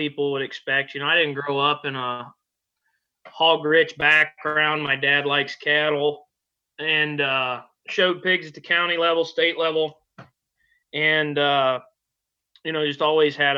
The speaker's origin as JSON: {"language": "English", "region": "Ohio", "country": "United States", "tie": "born or raised there", "also_born_or_lived": "Casper, Wyoming / Colorado / Benedict, Nebraska", "moved": "as an adult", "said": "went to high school at Hillsdale High School here in my hometown"}